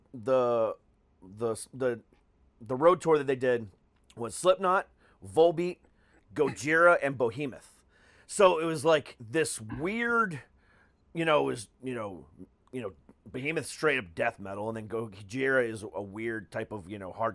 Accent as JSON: {"language": "English", "town": "Orlando", "region": "Florida", "country": "United States", "tie": "born or raised there", "also_born_or_lived": "Ohio", "said": "I'm actually from the Orlando area originally. Well, I'm from Ohio, but I moved to Orlando when I was 7. So technically Florida's home."}